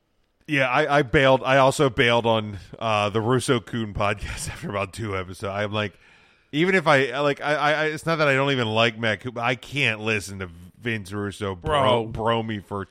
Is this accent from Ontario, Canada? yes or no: no; Winnipeg, Manitoba, Canada; I'm from Winnipeg, you idiot.